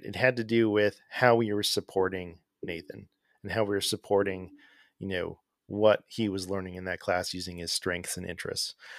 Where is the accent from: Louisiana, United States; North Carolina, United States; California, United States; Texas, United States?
California, United States; Arcadia; moved away as an adult; also born or lived in Pasadena, California / Sierra Madre, California / Azusa, California; now in Atlanta, United States; I grew up in Southern California in a town called Arcadia. That's where I grew up.